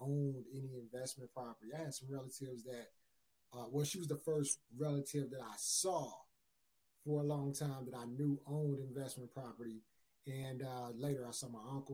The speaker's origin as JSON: {"language": "English", "town": "Chicago", "region": "Illinois", "country": "United States", "said": "I'm from Chicago, Illinois."}